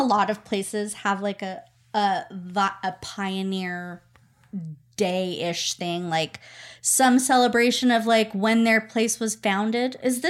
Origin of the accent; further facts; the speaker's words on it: Utah, United States; Because growing up in Utah